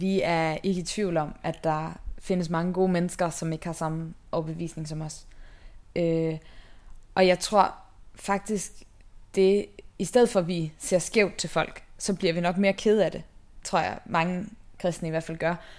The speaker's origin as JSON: {"language": "Danish", "town": "Haderslev", "region": "Southern Denmark", "country": "Denmark", "moved": "yes", "said": "jeg kommer oprindeligt fra Haderslev, øh, ja, i Sønderjylland"}